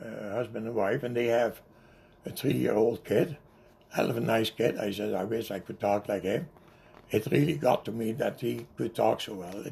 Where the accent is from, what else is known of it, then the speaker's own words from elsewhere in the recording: North Brabant, Netherlands; English is a second language; moved away; "Brabant." That's the province where I come from, Noord-Brabant